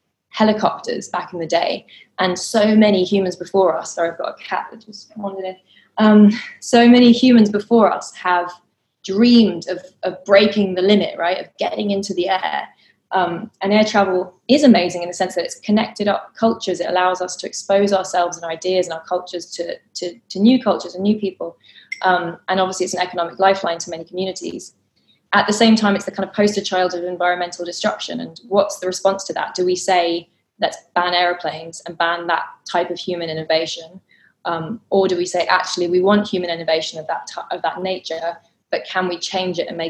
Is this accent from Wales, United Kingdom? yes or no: no; London, United Kingdom; I grew up growing up in London in quite a community deprived area where you didn't know your neighbours